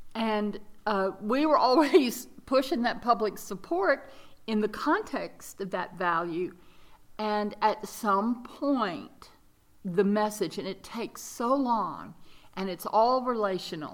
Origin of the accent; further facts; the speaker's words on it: Mississippi, United States; moved away as an adult; also born or lived in Dallas; now in North Carolina, United States; I was raised in Mississippi and um, spent a little time in Dallas